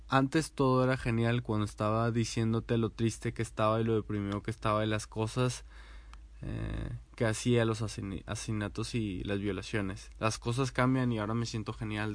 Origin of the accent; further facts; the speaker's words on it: García, Nuevo León, Mexico; now in Monterrey, Mexico; soy de García, pero mayormente vivo en Monterrey